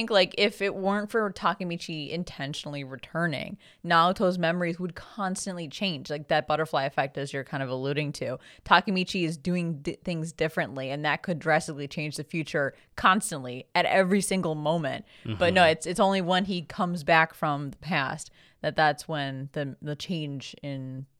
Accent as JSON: {"language": "English", "country": "Philippines", "said": "I know the Philippines thing was pretty exciting for us because we're both Filipino."}